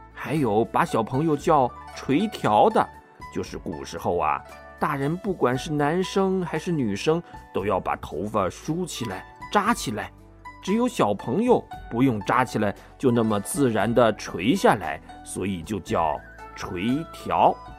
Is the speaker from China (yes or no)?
yes; China; 我们中国人的传统